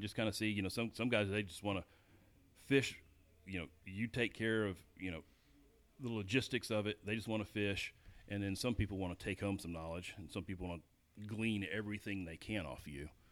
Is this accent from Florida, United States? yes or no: no; Cartersville, Georgia, United States; also born or lived in Waterloo, Iowa; I grew up in Georgia, um, I guess Cartersville, Dallas area, which is below Dalton